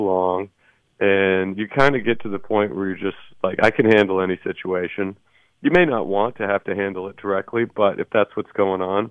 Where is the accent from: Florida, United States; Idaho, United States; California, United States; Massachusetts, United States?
Idaho, United States; moved away; also born or lived in Salt Lake City, Utah; where I grew up in Idaho